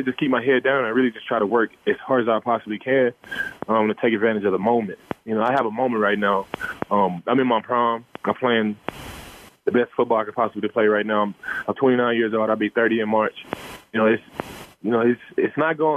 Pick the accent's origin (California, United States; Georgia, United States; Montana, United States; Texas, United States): Texas, United States; Dallas; I'm from Dallas, Texas